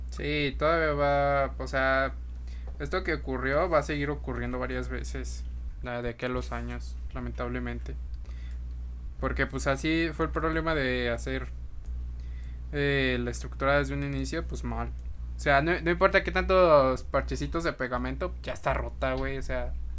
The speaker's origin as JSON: {"language": "Spanish", "region": "Mexico City", "country": "Mexico", "said": "Como mexicanos, chilangos que somos"}